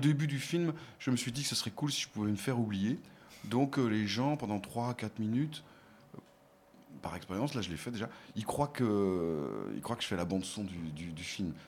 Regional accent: Nantes, Pays de la Loire, France; je suis nantais

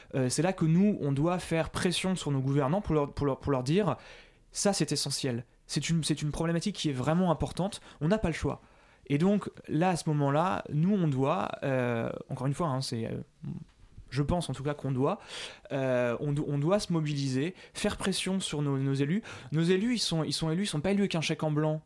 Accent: Paris, Île-de-France, France; en tant que Parisien

